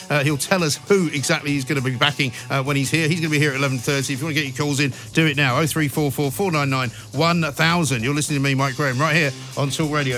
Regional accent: London, United Kingdom; I grew up in Northwest London. I know it very well

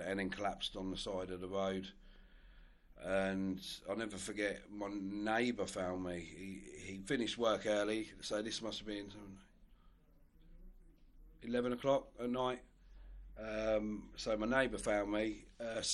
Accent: Newport Pagnell, South East England, United Kingdom; also born or lived in Olney; I was born and bred in Newport Pagnell

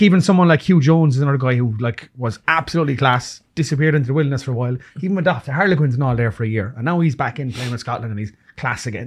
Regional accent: Ireland; as Irish people

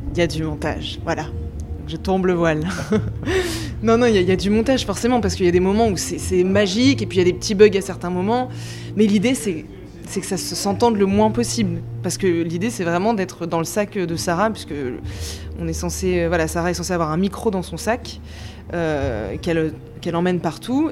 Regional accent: Grenoble, Auvergne-Rhône-Alpes, France; now in Paris, France; Moi je viens de Grenoble à la base et je suis arrivée à Paris

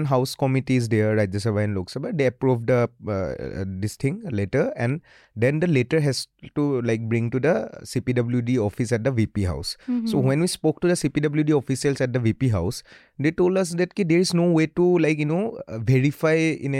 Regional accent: Northeast India, India; since I am from Northeast, I was very interested ki what they are doing.

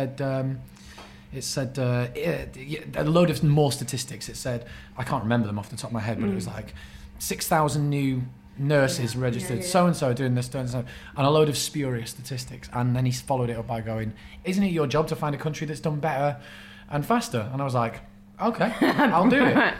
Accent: United Kingdom; We're British

